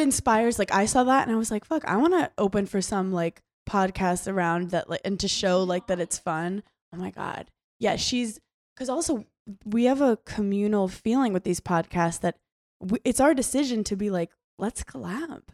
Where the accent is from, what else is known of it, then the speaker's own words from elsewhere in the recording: New York, United States; I'm from New York